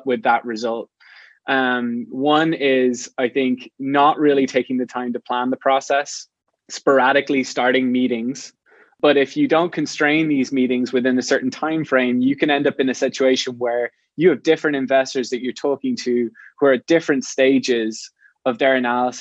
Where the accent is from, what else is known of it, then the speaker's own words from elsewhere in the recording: Ireland; moved away as an adult; now in San Francisco, United States; I'm not from the US, I'm from Ireland. And about 10 years ago, I moved to San Francisco